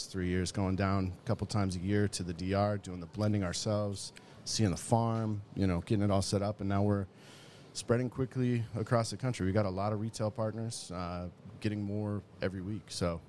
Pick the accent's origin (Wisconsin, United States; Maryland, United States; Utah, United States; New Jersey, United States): Utah, United States; growing up in Utah